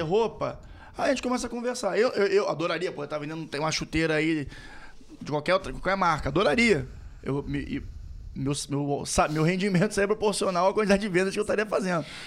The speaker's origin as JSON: {"language": "Portuguese", "region": "Rio de Janeiro", "country": "Brazil", "accent": "Carioca", "said": "somos cariocas, como vocês podem observar pelo nosso sotaque."}